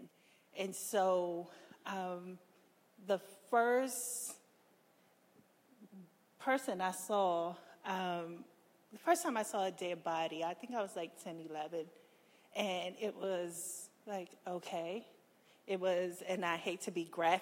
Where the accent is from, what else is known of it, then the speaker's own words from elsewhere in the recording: Washington, District of Columbia, United States; I'm a Washingtonian. I was born and raised in Southeast and Ward 8